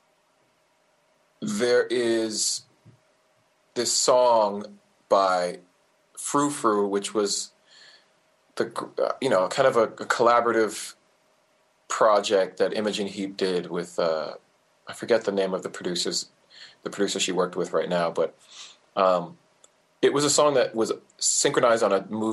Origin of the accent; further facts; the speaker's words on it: Orange County, California, United States; I'm from Orange County, California